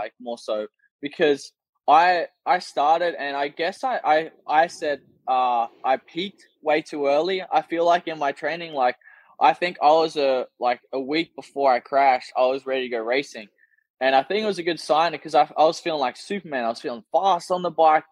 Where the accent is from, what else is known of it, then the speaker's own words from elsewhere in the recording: Australia; first language English; as an Australian